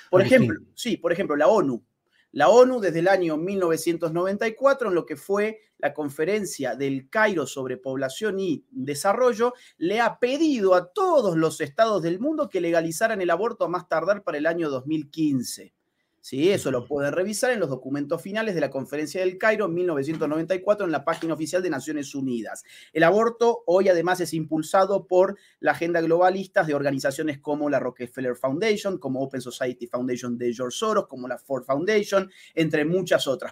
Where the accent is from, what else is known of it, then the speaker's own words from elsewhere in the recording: Argentina; el mío, Argentina, nosotros somos vecinos de Chile